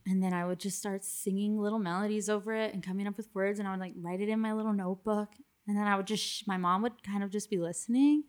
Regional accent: Miami, Florida, United States; moved away; I was obviously from Miami originally

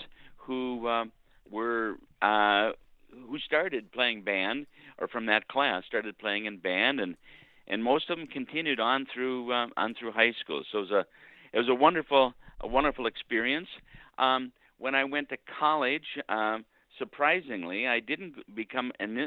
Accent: Bloomington, Minnesota, United States; I grew up in Bloomington, Minnesota

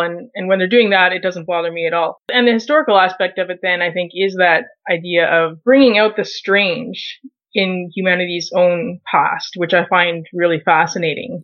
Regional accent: Canada; being Canadian

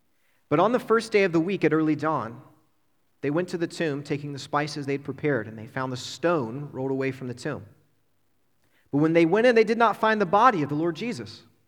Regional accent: Lincoln County, West Virginia, United States; moved away as an adult; also born or lived in Morgantown, West Virginia; I was born and raised in West Virginia, out Lincoln County, and got married and moved up to Morgantown about 15-16 years ago

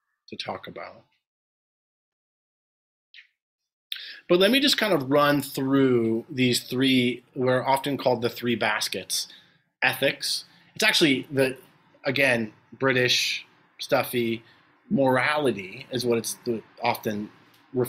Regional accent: New York City, New York, United States; I come from an Italian family. We're all from New York. From the Bronx, though, not Brooklyn

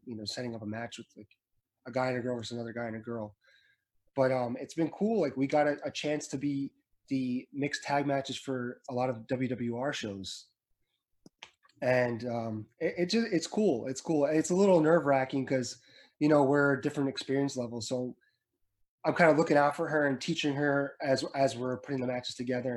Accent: Edison, New Jersey, United States; I was from Edison, New Jersey.

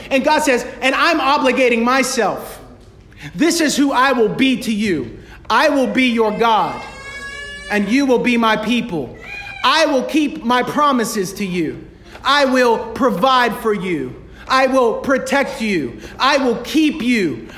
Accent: United States; yo soy americano. ma'am, I'm, I'm American

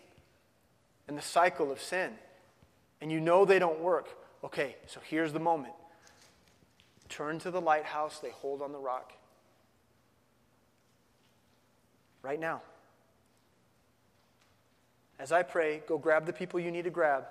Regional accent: Midwest, United States; I grew up in the Midwest. I'm a no-coaster.

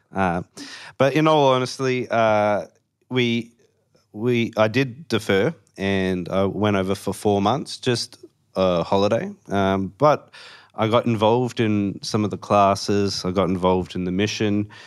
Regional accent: Perth, Western Australia, Australia; moved away as an adult; also born or lived in Melbourne, Victoria / Warrnambool, Victoria; I'm obviously from Perth, but I was born in Melbourne

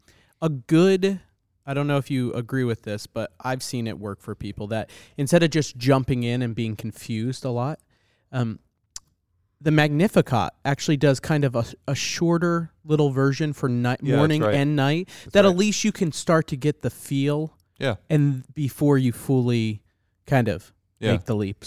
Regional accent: Northeast, United States; Well, Italian, we're both from the Northeast, too.

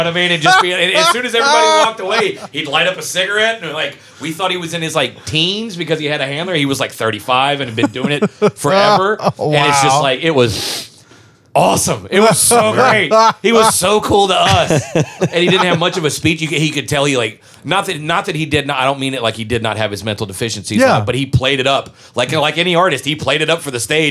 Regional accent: Southern, United States; accent: Southern; My Southern comes out in words, like single words.

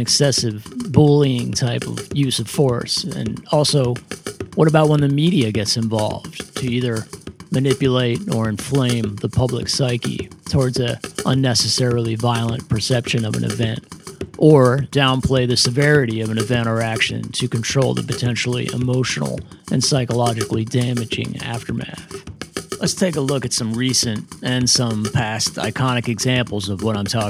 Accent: Middletown, Pennsylvania, United States; my hometown of Middletown, Pennsylvania

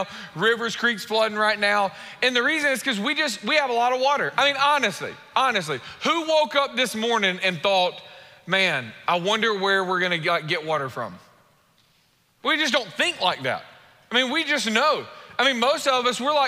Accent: United States; we're American

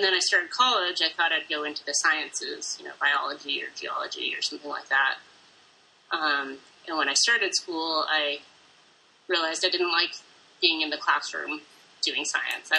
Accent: New Hampshire, United States; moved away as an adult; also born or lived in west of the Mississippi; I'm originally from New Hampshire. And I've lived in, I think, six different states since then. I've been on the west of the Mississippi since I was about 18.

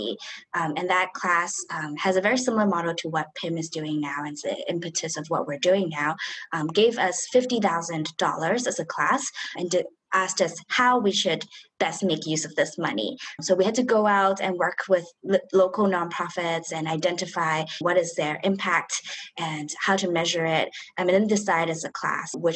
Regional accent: Hong Kong; we come from Hong Kong

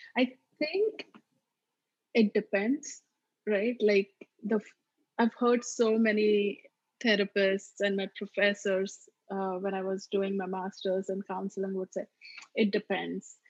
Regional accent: Maharashtra, India; accent: Maharashtrian; first language Marathi; English is a second language; moved away as an adult; now in United States; my mother tongue, which is Marathi, this is the way we speak. So it's not even your typical quote unquote Indian accent. It's much more sort of Maharashtrian accent.

